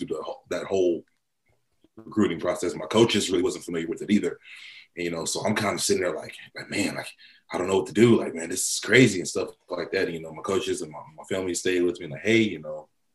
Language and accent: English; Cleveland, Ohio, United States; we grew up in Cleveland, Ohio